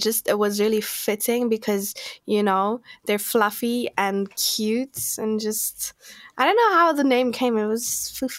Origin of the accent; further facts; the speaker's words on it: Kimberley, Northern Cape, South Africa; I think the one thing that stands out to me is like whenever I think about Kimberley, I just think about dust.